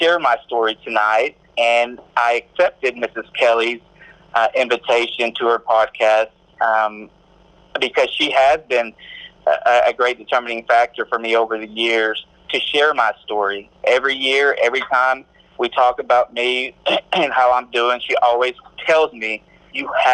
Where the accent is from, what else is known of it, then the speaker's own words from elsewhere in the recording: Mexico; now in Corsicana, United States; I'm originally from Mexico. I'm an immigrant. I wasn't born here. I was born in Mexico.